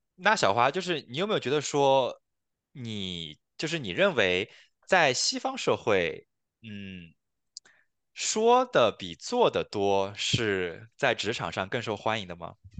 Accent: China; now in Canada

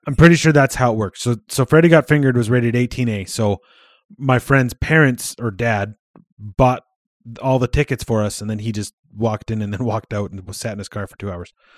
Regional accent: Canada

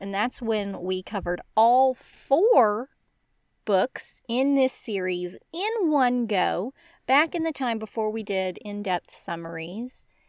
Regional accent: United States; I spent childhood summers in Devon and attended graduate school in Nottingham, but I'm embarrassingly American.

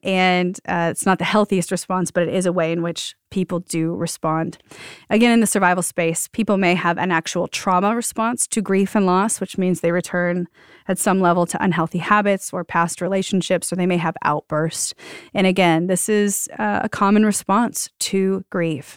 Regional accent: the South, United States; I'm from the South

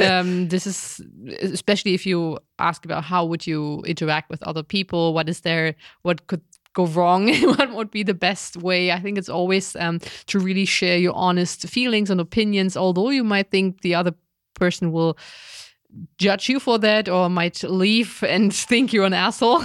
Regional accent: Germany; I was raised in Germany

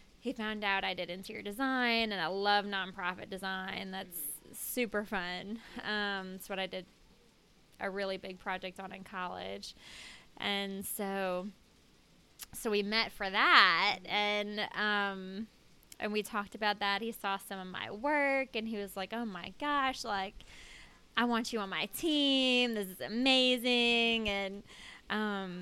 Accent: New Orleans, Louisiana, United States; also born or lived in Colorado; Originally, I was born in Colorado, but moved to New Orleans when I was 3. So, I've been here my whole life

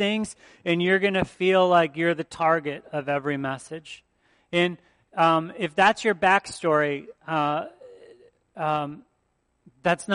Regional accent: outside of Detroit, Michigan, United States; now in Wisconsin, United States; I grew up outside of Detroit

